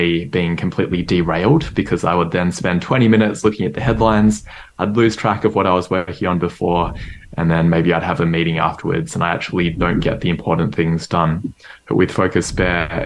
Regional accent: Melbourne, Victoria, Australia; I grew up in Melbourne, Australia

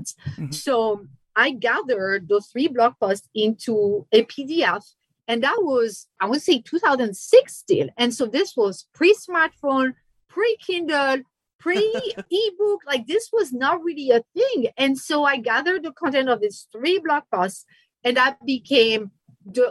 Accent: France; English is a second language; moved away as an adult; now in United States; I'm originally from France

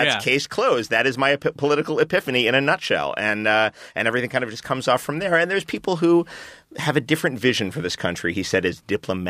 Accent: New York City, New York, United States; I grew up in New York City in the 70s.

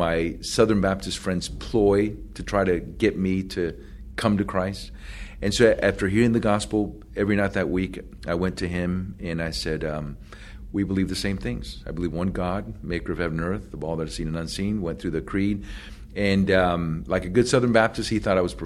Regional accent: Puerto Rico; English is a second language; moved away; also born or lived in Florida; I was born in Puerto Rico, grew up in a Catholic family, went to Catholic school

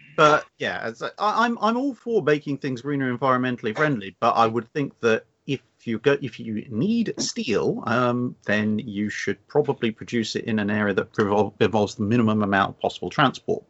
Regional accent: England, United Kingdom; as an Englishman

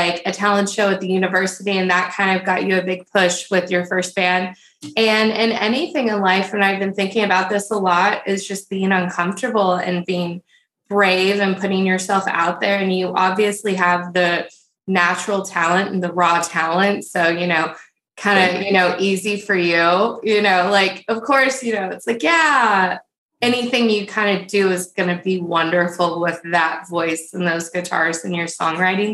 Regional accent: Texas, United States; I'm from Texas

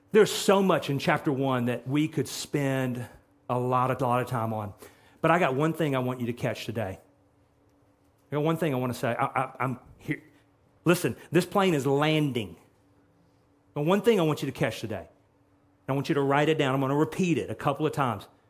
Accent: Texas, United States; I'm from Texas

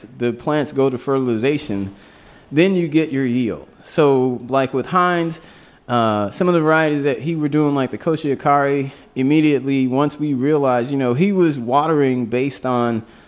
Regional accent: Louisiana, United States; moved away; I grew up down in Louisiana

